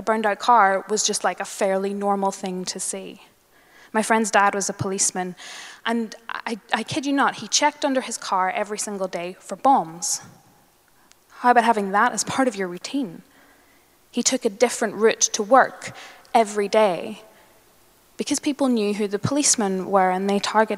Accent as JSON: {"language": "English", "region": "Northern Ireland", "country": "United Kingdom", "tie": "born or raised there", "moved": "yes", "said": "I grew up in Northern Ireland"}